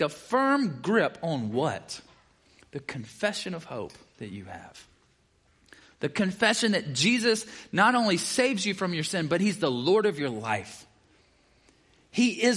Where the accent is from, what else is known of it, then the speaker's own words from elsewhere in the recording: the South, United States; I'm from the South